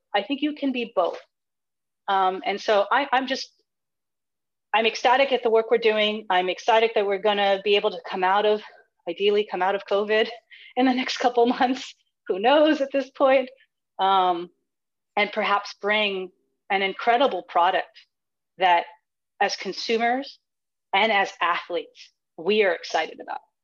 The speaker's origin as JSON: {"language": "English", "country": "United States", "tie": "born or raised there", "said": "I was born here in the United States. And and though we were here in the United States, I have grown up in a rather traditional household"}